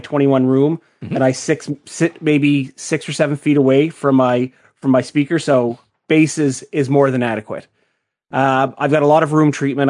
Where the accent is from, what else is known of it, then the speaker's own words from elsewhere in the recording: Canada; I am Canadian